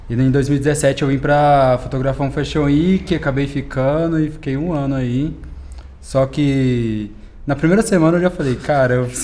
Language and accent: Portuguese; Uberlândia, Minas Gerais, Brazil; E tenho 23 anos, sou de Uberlândia. Morei aqui em São Paulo durante um ano.